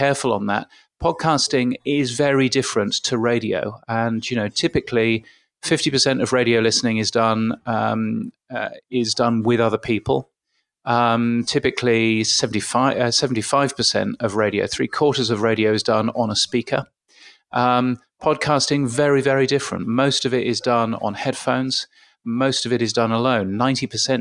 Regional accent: United Kingdom; accent: British; I grew up, as you can guess from my aloof British accent, I grew up in the UK.

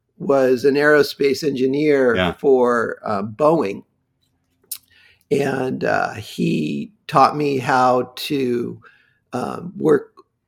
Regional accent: La Jolla, California, United States; also born or lived in Wichita, Kansas; Well, I was born in Wichita, Kansas, when in 1957. We moved to La Jolla in 1959, and it was a beautiful, quiet beach town

